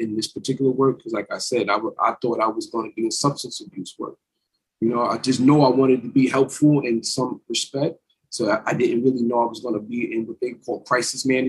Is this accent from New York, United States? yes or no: yes; Orange County, New York, United States; I am from the Orange County area